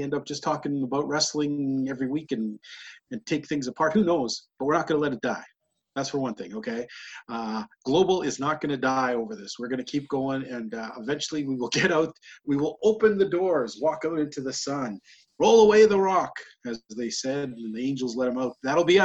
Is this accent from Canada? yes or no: yes; Alberta, Canada; up where I live, people, especially in my hometown here